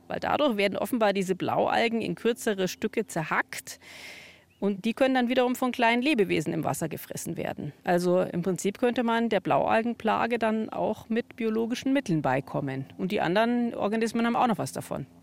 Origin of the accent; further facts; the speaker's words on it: Tutzing, Bavaria, Germany; ich bin in Tutzing am Starnberger See aufgewachsen